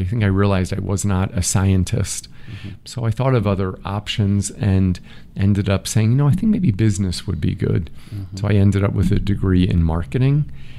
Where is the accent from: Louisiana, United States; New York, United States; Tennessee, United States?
New York, United States; Massapequa; We lived near the water. Mm-hmm. So in Massapequa, which mm-hmm. is about an hour from New York City in Nassau County.